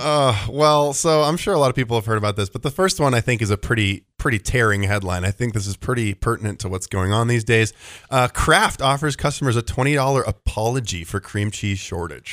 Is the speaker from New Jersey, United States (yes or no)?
no; Bend, Oregon, United States; I grew up in Bend.